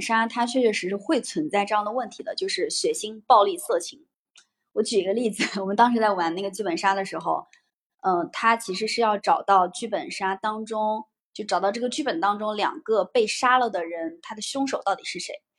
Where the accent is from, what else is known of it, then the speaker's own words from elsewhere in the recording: northern China, China; 明显我是一个北方人